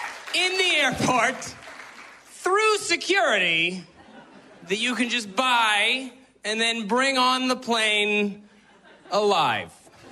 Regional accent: West Coast of Canada, Canada; because I'm from the West Coast.

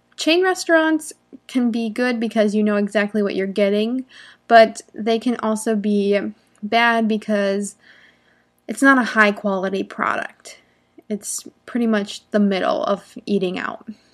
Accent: United States; I'm an American English teacher from here in the United States

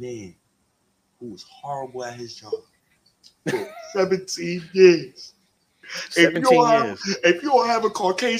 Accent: New York City, New York, United States; I'm from New York.

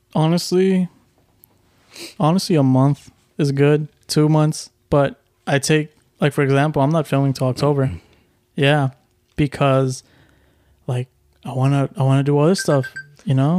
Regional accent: Houston, Texas, United States; I'm from Houston

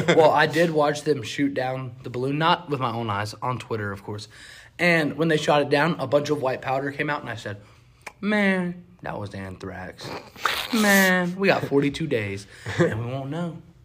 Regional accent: North Carolina, United States; I'm from North Carolina.

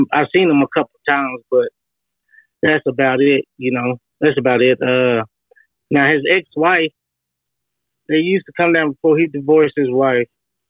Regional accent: Hobbs, New Mexico, United States; I was born and raised in Hobbs, New Mexico.

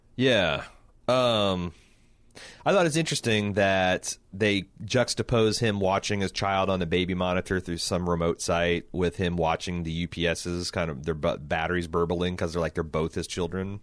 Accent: Indianapolis, Indiana, United States; we're from Indianapolis

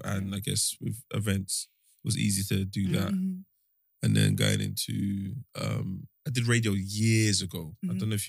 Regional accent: Nigeria; I'm Nigerian.

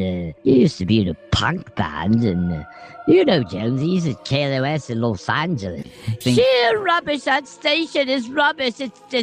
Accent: Birmingham, West Midlands, United Kingdom; I am from Birmingham. I don't know if you've heard of Birmingham, England.

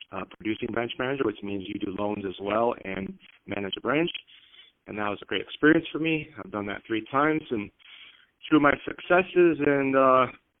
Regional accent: Chicago, Illinois, United States; first language Greek; English is a second language; moved away as an adult; now in San Diego, United States; I'm Greek and a city boy raised in Chicago. Both parents of mine spoke Greek only, so that was my first language

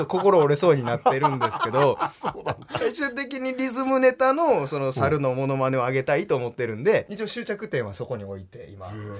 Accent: Wakayama, Japan; 僕は和歌山県出身

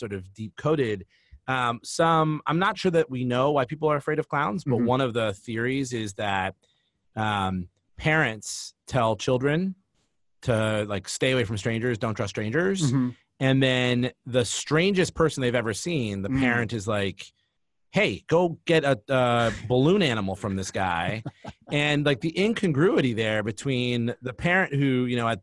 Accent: Cleveland, Ohio, United States; I grew up in Cleveland, and in Cleveland, my teams were the Cleveland Indians

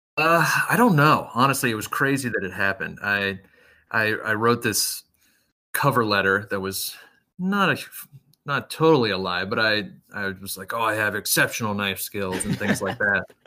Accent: Cincinnati, Ohio, United States; I grew up a little bit north of Cincinnati in, like, the suburbs area

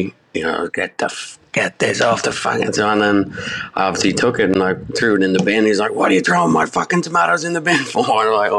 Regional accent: Dublin, Leinster, Ireland; I grew up in Dublin.

